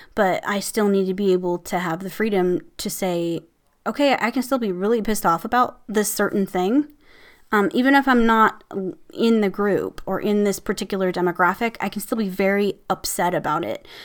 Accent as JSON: {"language": "English", "region": "Midwest", "country": "United States", "said": "I'm from the Midwest, so we say, \"Hey, hey, guys.\""}